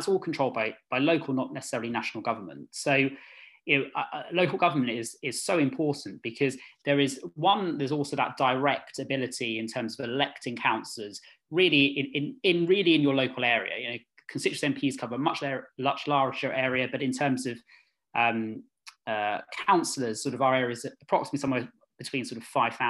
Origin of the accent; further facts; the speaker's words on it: London, United Kingdom; I've lived in Ealing all my life. So I grew up in Northfields